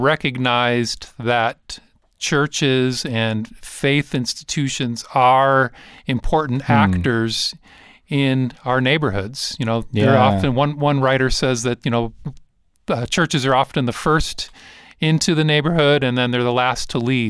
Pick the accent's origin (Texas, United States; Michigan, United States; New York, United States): Michigan, United States; Detroit; So, you know, I grew up in Detroit, actually.